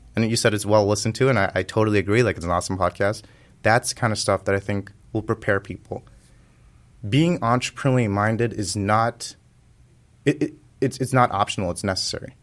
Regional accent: California, United States; I was growing up in California

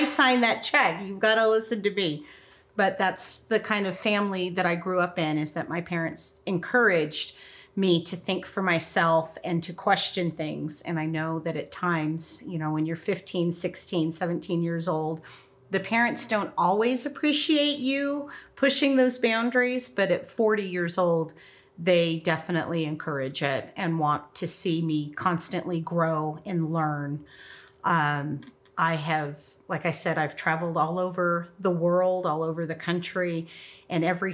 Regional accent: Castle Rock, Colorado, United States; moved away as an adult; now in Roswell, United States; I grew up in Colorado, the Front Range of Colorado, in what used to be a small town called Castle Rock

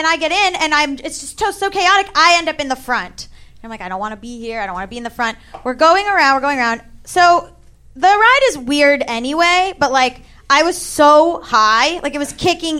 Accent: Florida, United States; I'm from Florida

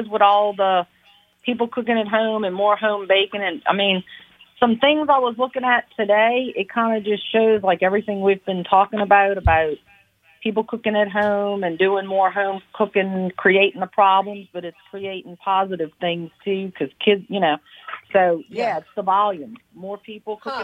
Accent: New Orleans, Louisiana, United States; When people ask me where I'm from, I say I'm from New Orleans.

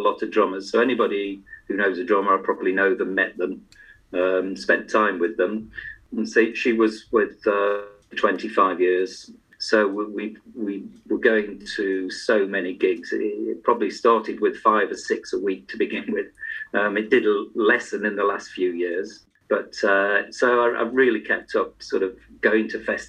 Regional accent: Stoke-on-Trent, West Midlands, United Kingdom; moved away as an adult; I was born in Stoke-on-Trent. So I spent 26 years living up there in the north

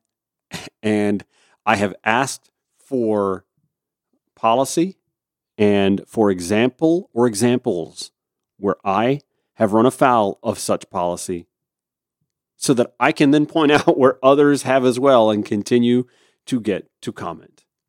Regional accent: Augusta, Georgia, United States; my hometown of Augusta, Georgia

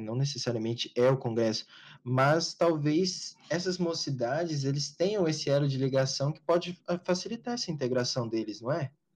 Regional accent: Goiânia, Goiás, Brazil; tanto eu quanto o Diego, nós, a gente é daqui de Goiânia

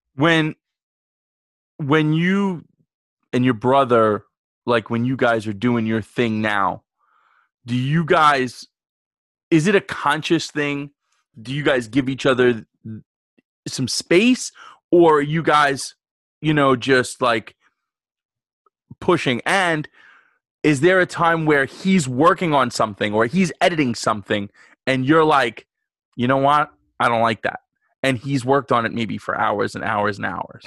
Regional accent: New York, United States; I grew up in New York

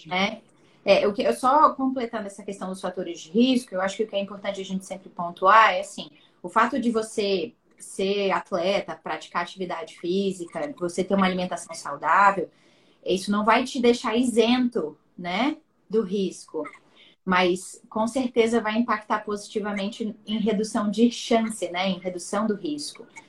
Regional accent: Espírito Santo, Brazil; nós dois somos capixabas, conterrâneos

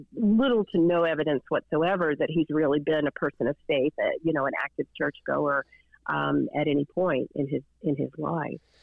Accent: Chattanooga, Tennessee, United States; I'm from Chattanooga, Tennessee, and was raised Southern Baptist in the 1970s and 80s

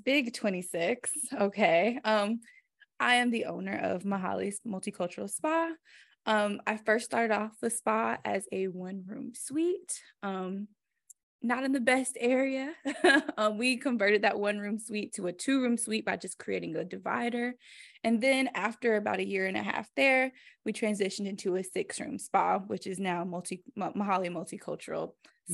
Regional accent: Greensboro, North Carolina, United States; also born or lived in Denver; i am from greensboro north carolina

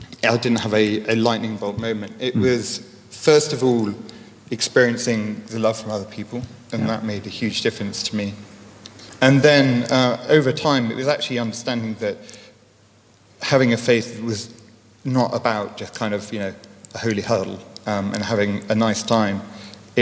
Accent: Leicestershire, East Midlands, United Kingdom; Born and raised in Leicestershire

